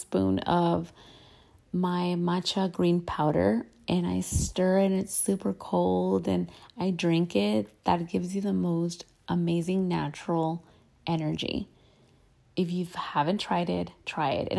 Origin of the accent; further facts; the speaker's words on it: United States; I'm Mexican American. I am between two cultures, and that's just who I am.